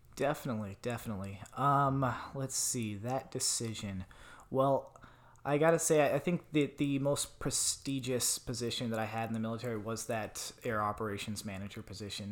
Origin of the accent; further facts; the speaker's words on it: Tucson, Arizona, United States; moved away as an adult; I grew up in Tucson, Arizona